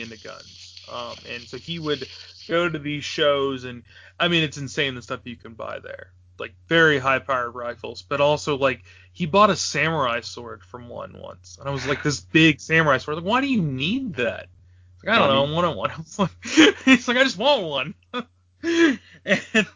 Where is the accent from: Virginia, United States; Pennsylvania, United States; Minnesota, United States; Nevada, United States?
Virginia, United States; moved away; where I grew up in Virginia